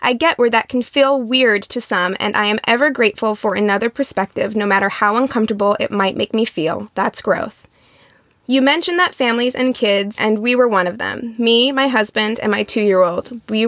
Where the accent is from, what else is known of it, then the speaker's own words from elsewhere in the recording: Midwest, United States; now in Los Angeles, United States; I grew up in the Midwest, but I went to a very large public high school and was always around diversity. So much so that when I moved to LA in the Valley, I was like, where are all the black people?